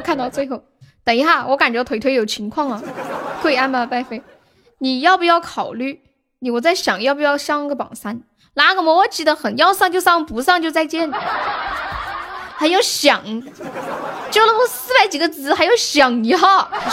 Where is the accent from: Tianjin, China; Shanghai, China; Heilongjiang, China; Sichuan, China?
Sichuan, China; accent: Sichuanese; 我们四川话